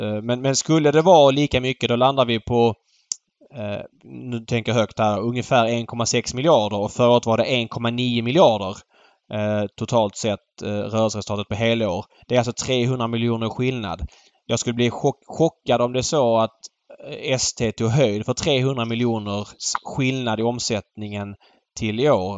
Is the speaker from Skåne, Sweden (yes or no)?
yes; Malmö, Skåne, Sweden; moved away; för mig som är född och uppvuxen i Malmö